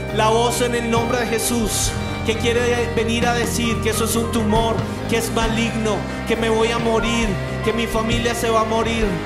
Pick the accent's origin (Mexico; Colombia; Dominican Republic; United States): Colombia; como colombianos